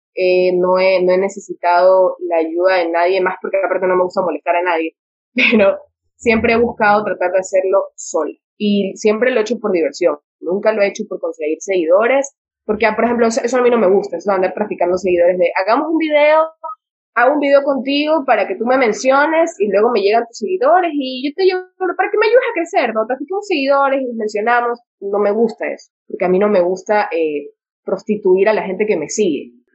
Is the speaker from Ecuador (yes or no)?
yes; Santa Ana, Manabí, Ecuador; yo soy de Santa Ana de Manaví, entonces como que pueblo chico, infierno grande